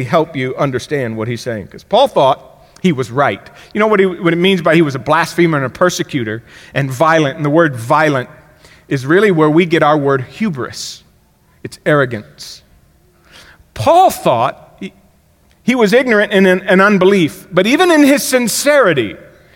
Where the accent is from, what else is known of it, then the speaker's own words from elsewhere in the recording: Miami, Florida, United States; When I grew up in Miami, Florida